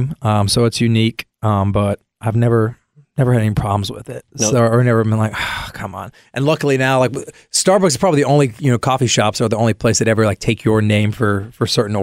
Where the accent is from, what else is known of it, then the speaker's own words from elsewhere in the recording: Hendersonville, North Carolina, United States; now in Nashville, United States; grew up in Hendersonville, North Carolina. It's just south of Asheville